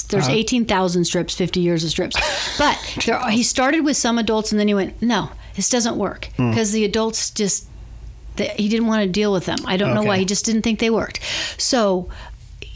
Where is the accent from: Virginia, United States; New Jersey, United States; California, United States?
California, United States; Santa Rosa; born or raised there; also born or lived in Sebastopol, California